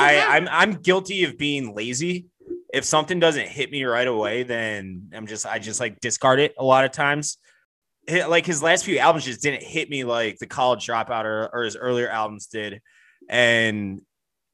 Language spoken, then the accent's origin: English; Wheaton, Illinois, United States; I'm from Wheaton, town over.